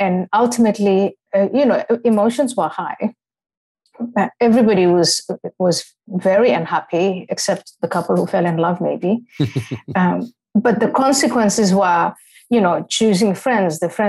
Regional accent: Somalia; also born or lived in Ethiopia / Kenya; when I was growing up in Somalia and Ethiopia and Kenya, and you know, all of my Muslim friends, even some of my classmates when we lived in Nairobi

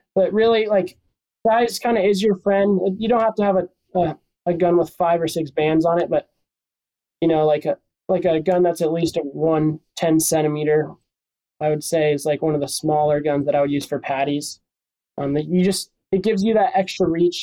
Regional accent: Encinitas, California, United States; also born or lived in Oxnard, California; I'm from Encinitas, California. Grew up around here uh, my whole life. Spent some time in Oxnard when I was little

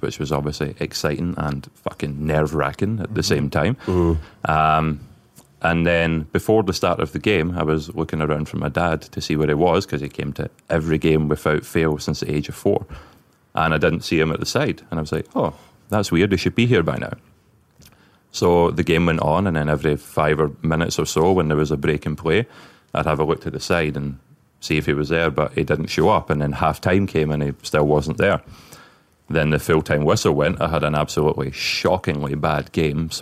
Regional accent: Denny, Scotland, United Kingdom; accent: Scottish; now in Canada; I was born and raised in Scotland

